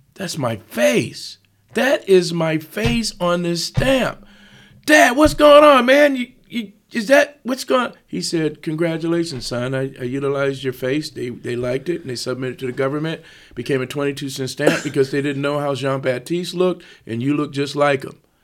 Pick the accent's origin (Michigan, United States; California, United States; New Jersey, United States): Michigan, United States; Ann Arbor; also born or lived in Las Vegas; now in Roanoke, United States; I grew up in Ann Arbor, Michigan